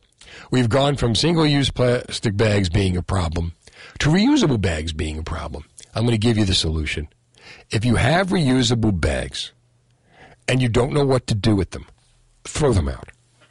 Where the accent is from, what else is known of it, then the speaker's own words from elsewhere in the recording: Ohio, United States; I'm from Ohio, right?